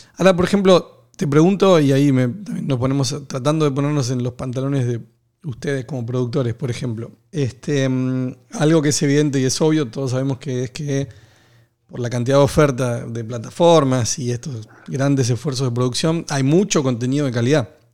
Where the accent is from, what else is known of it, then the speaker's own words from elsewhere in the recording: Argentina; soy argentino